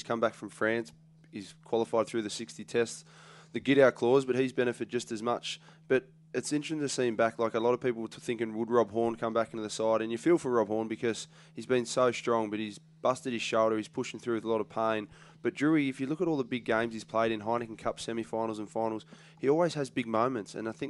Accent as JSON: {"language": "English", "country": "Australia", "said": "as an Australian"}